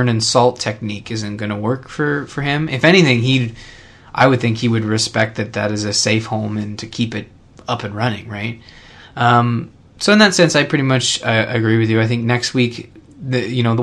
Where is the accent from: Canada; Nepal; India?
Canada; I'm Canadian.